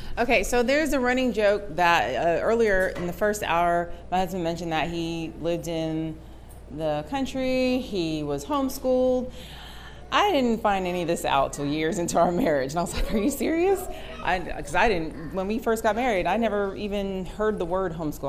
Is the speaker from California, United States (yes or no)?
no; New York City, New York, United States; moved away; I was born in Bronx, New York. Um, in the city, uh, concrete jungle